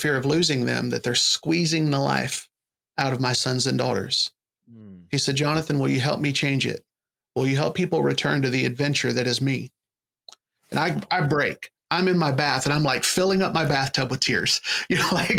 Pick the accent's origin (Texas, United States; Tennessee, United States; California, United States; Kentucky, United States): Kentucky, United States; moved away as an adult; now in Florida, United States; I'm from Kentucky